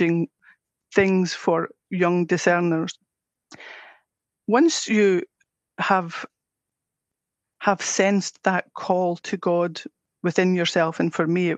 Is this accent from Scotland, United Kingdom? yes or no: yes; Scotland, United Kingdom; accent: Scottish; I'm Scottish with my accent